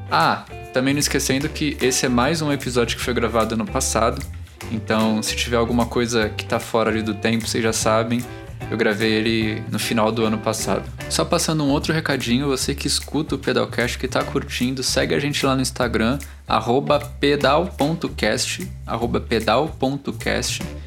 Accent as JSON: {"language": "Portuguese", "town": "Santos", "region": "São Paulo", "country": "Brazil", "also_born_or_lived": "Alphaville", "moved": "yes", "lives_now": "São Paulo, Brazil", "said": "Eu também não sou de São Paulo, sou de Santos."}